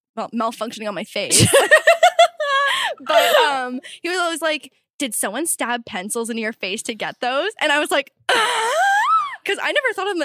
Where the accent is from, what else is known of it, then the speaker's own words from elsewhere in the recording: St. Catharines, Ontario, Canada; also born or lived in Toronto; My hometown is St. Catharines, which is just outside of Niagara Falls, Canada side. So like maybe 30 minutes.